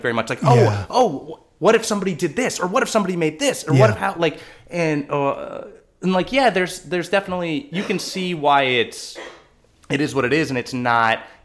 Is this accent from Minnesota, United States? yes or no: no; Southern California, United States; I was a SoCal kid